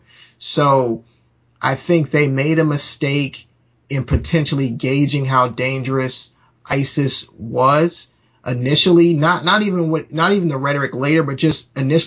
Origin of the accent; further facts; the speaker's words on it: United States; we as Americans